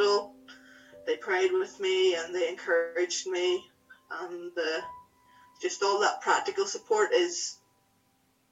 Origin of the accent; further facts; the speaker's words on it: Whitehead, Northern Ireland, United Kingdom; I grew up in a small town called Whitehead.